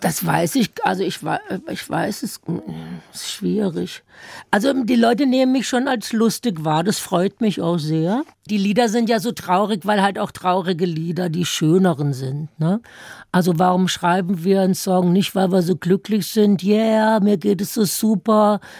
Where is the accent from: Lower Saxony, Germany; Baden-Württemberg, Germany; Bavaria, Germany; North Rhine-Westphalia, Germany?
Baden-Württemberg, Germany; Hügelsheim; accent: Baden dialect; moved away as an adult; now in Berlin, Germany; im badischen Hügelsheim. Das sind so ein paar Dörfer an der Grenze zum Rhein. Und da muss man ja immer mithelfen, aber bis man sechs oder sieben ist